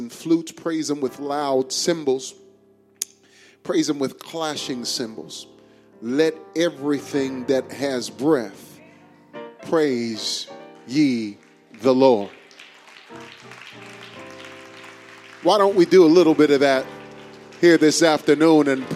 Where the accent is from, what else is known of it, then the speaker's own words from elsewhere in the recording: New York, United States; now in Houston, United States; I grew up on White Castle in New York